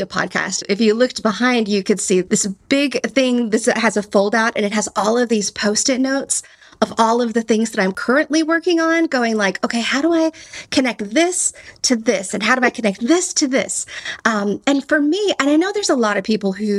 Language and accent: English; Texas, United States; accent: Texan; my Texan accent